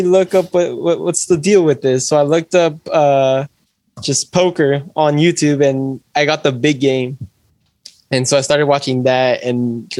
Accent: Santa Rosa, California, United States; I'm from Santa Rosa, California.

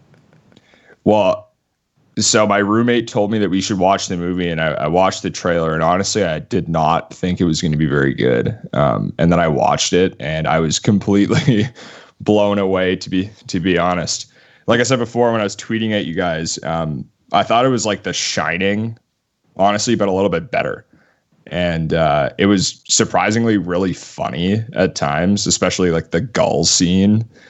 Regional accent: Winnipeg, Manitoba, Canada; moved away as an adult; now in Edmonton, Canada; I'm actually from Winnipeg, which is eh, one of the coldest cities in the entire world

